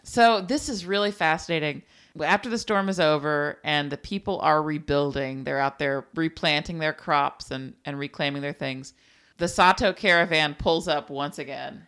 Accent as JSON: {"language": "English", "region": "South Texas", "country": "United States", "tie": "born or raised there", "said": "growing up in the Lipton Belt of South Texas"}